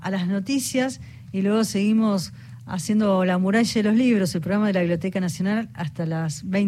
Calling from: Ciudad Evita, Buenos Aires Province, Argentina; de Ciudad Evita, me encanta el programa y quiero participar en el concurso.

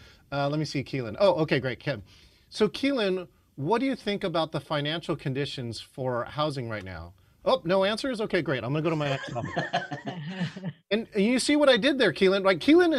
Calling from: Seattle, Washington, United States; nobody ever has to ask me, where are you calling in from … ? Because I have Seattle here on my piece.

